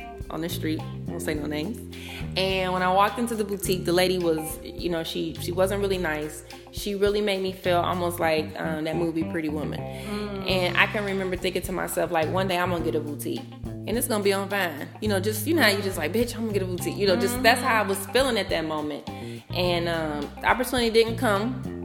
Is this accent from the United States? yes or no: yes; Cincinnati, Ohio, United States; now in Atlanta, United States; I'm from Cincinnati, Ohio